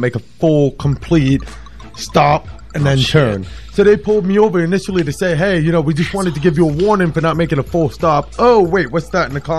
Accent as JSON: {"language": "English", "region": "New York", "country": "United States", "tie": "born or raised there", "also_born_or_lived": "Gretna, Louisiana, United States", "moved": "as an adult", "lives_now": "Florida, United States", "said": "I grew up in New York, right outside of New York City"}